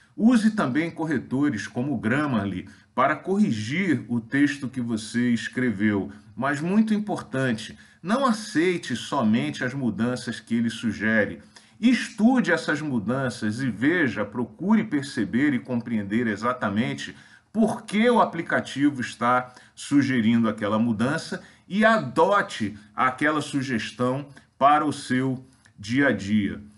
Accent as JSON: {"language": "Portuguese", "country": "Brazil", "said": "nós, brasileiros, em geral, falamos muito mal as línguas estrangeiras"}